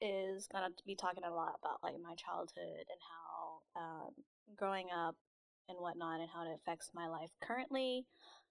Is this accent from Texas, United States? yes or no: yes; Houston, Texas, United States; I'm from Houston, Texas, born and raised.